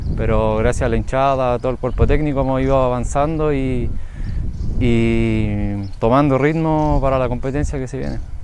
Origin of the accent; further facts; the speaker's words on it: Valparaíso, Chile; moved away as an adult; now in Linares, Chile; Vengo de Curauma, Valparaíso, de mi equipo anterior, Huachipato